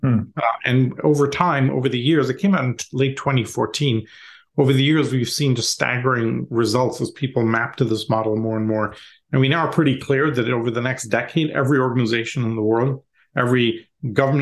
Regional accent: Canada; moved away as an adult; also born or lived in India / Europe; now in United States; Parents emigrated to Canada when I was young, did my schooling and university there.

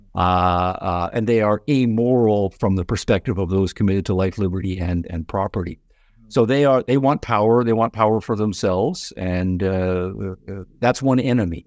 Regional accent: Canada; now in United States; I'm from Canada originally

